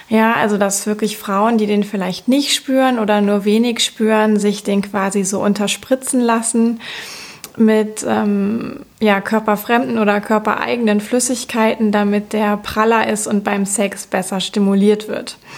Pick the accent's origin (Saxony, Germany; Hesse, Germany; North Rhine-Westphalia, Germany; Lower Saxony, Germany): North Rhine-Westphalia, Germany; Cologne; ich komme aus Köln